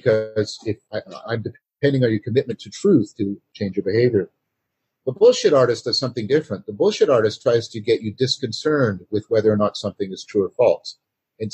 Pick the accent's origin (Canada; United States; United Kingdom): Canada; I'm a Canadian